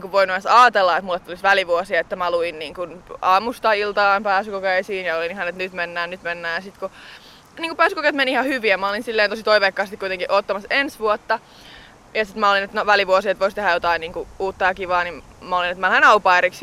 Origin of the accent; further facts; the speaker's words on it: Hämeenlinna, Kanta-Häme, Finland; Hämeenlinna, mistä mä itse olen kotoisin